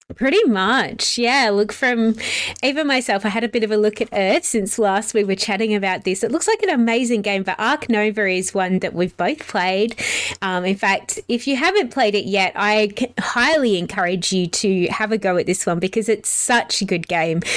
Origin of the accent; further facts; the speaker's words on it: South Australia, Australia; also born or lived in England; now in Melbourne, Australia; I grew up in South Australia. I'm actually originally from England. England, so I'm also a sneaky pom. I know I don't sound like it